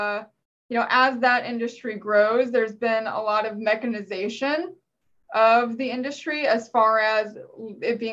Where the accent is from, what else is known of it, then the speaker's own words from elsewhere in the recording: Virginia, United States; I'm from Virginia